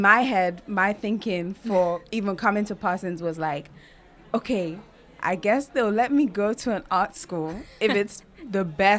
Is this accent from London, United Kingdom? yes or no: yes; London, United Kingdom; also born or lived in New York, United States / Nigeria; I went to school in Nigeria for a little bit, a few years. And then went to London and started school in London in about year two. Okay. And then from year two to pretty much 18.